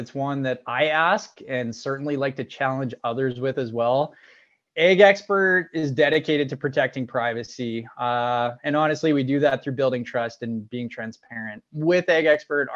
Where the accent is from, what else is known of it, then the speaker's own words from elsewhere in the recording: Regina, Saskatchewan, Canada; I was born and raised in Regina, Saskatchewan, here